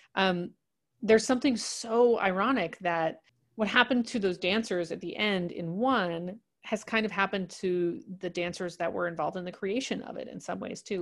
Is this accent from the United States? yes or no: yes; New York City, New York, United States; I grew up in New York City